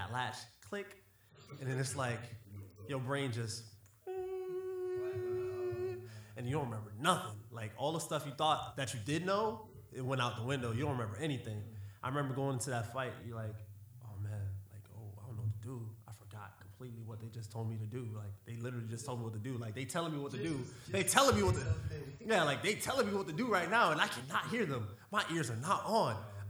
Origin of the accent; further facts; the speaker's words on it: Dade County, Florida, United States; I'm from Dade County